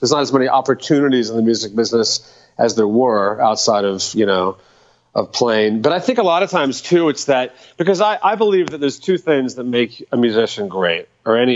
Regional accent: Dallas, Texas, United States; I grew up in Dallas

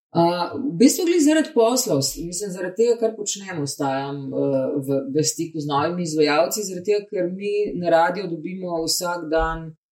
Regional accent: Slovenia; mi, slovenci, ki smo malo bolj zadržani

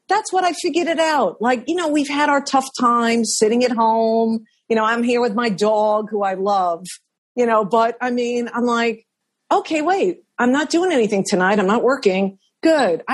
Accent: New York City, New York, United States; I was born in Manhattan Hospital

